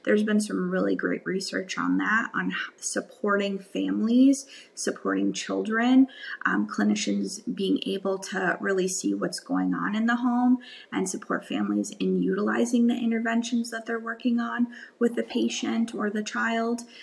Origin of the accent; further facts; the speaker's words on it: Wisconsin, United States; I grew up in Wisconsin, um, the Midwest